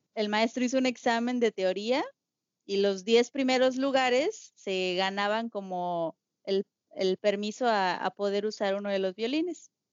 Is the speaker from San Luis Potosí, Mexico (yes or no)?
yes; San Luis Potosí, Mexico; soy de San Luis Potosí, de la capital.